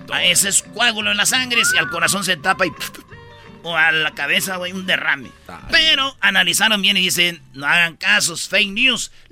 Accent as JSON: {"language": "Spanish", "country": "Mexico", "said": "Claro. Somos mexicanos."}